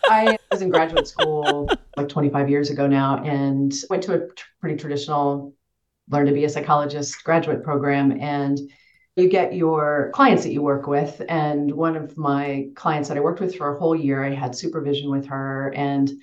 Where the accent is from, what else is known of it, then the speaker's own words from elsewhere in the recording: Western Kansas, United States; moved away; I grew up in Western Kansas in the middle of nowhere